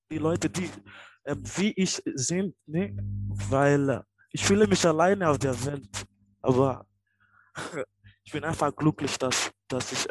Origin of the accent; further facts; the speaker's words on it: Nigeria; now in Germany; ich komme aus Nigeria und ich bin seit zwei Jahren in Deutschland.